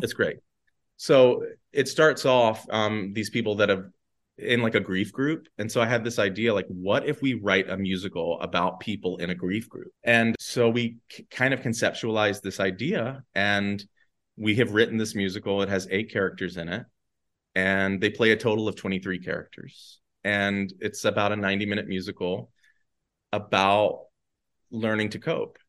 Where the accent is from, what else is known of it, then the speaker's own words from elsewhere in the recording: Danville, Virginia, United States; moved away as an adult; also born or lived in New York City; now in Atlanta, United States; Averett University, which is in my hometown